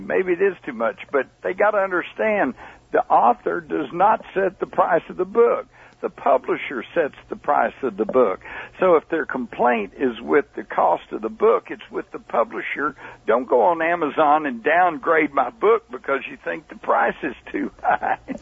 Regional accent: Texas, United States; I'm a reporter. I'm from Texas

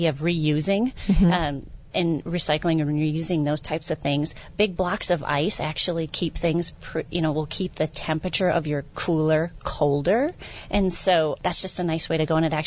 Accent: Wisconsin, United States; I am from Wisconsin

